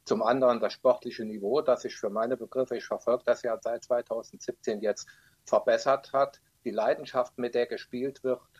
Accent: Trier, Rhineland-Palatinate, Germany; als Paul Pedanset und Elmar May von Trier, meiner Heimatstadt, nach Neunkirchen gewechselt sind.

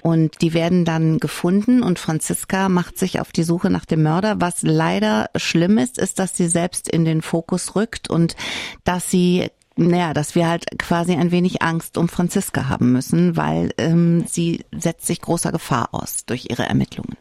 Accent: Saarland, Germany; hier bei uns im Saarland

